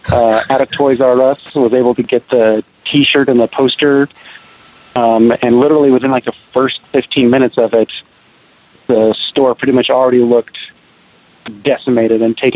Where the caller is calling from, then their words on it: Seattle, Washington, United States; Seattle, Washington.